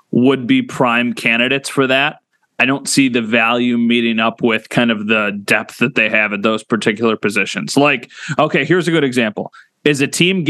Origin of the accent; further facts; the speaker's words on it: Northtowns, New York, United States; I'm a North Towns guy. I grew up in the North